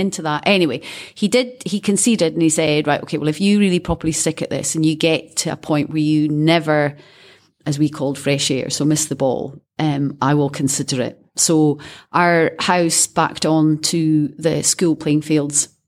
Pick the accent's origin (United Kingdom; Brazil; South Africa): United Kingdom; Scotland; being Scottish